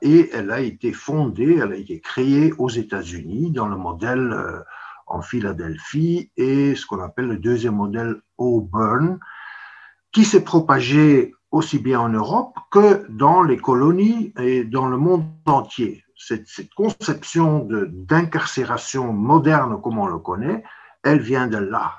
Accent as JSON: {"language": "French", "country": "Belgium"}